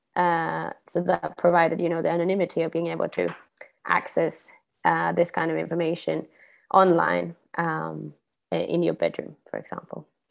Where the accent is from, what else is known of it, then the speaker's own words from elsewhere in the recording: Sweden; moved away as an adult; now in Copenhagen, Denmark; I was born in Sweden, uh, but I've lived abroad since I was 19